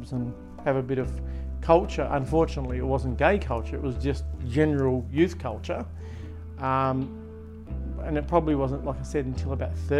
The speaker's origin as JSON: {"language": "English", "town": "Latrobe", "region": "Tasmania", "country": "Australia", "tie": "born or raised there", "also_born_or_lived": "Devonport / Ulverstone", "said": "I grew up here in Latrobe"}